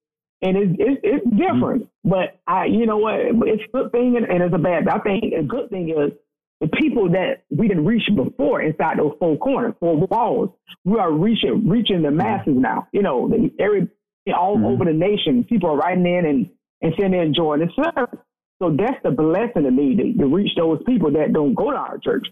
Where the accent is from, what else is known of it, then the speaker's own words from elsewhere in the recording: Fort Myers, Florida, United States; growing up in Fort Myers, it's a small town in Florida